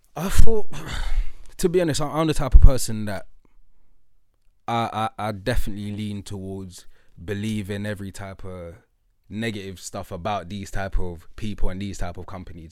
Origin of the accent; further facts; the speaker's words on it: London, United Kingdom; I'm from Lewisham